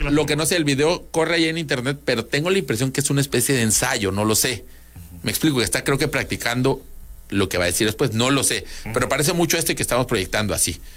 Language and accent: Spanish; Mexico; cuando tú, como mexicano